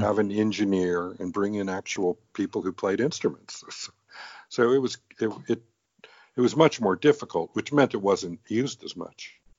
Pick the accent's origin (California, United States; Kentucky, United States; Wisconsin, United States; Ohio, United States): California, United States; Los Angeles; also born or lived in England; I grew up in Los Angeles.